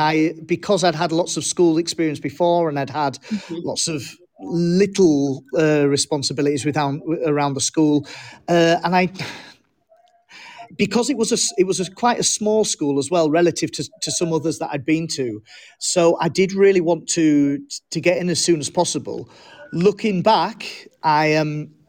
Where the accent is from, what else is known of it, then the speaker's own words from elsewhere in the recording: England, United Kingdom; also born or lived in Germany; I was born in Germany to a with a military background. My father was in the army, and moved to England when I was five.